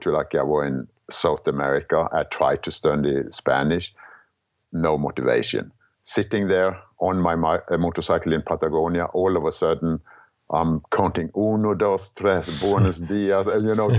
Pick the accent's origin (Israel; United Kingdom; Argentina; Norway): Norway; Kristiansand, Agder; English is a second language; moved away as an adult; growing up in Norway